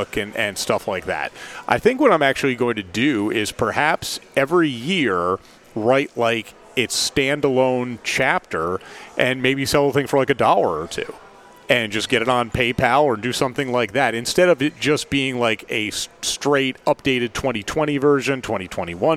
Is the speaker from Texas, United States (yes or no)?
no; Albany, New York, United States; now in Knoxville, United States; I grew up in Albany